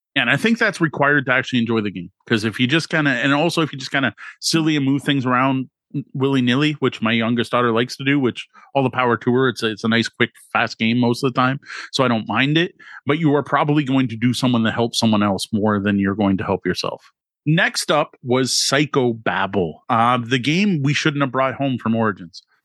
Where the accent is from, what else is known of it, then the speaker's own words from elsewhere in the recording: Canada; as a Canadian